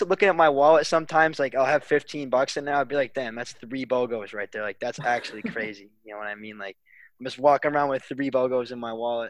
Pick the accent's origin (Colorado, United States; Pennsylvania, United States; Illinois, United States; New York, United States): New York, United States; Fairport; my hometown of Fairport.